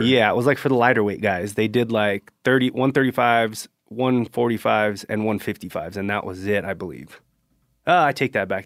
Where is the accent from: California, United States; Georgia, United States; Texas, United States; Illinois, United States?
California, United States; Central; I grew up here in Central California